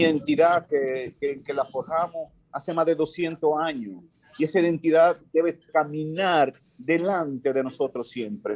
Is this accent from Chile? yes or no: no; Dominican Republic; como dominicanos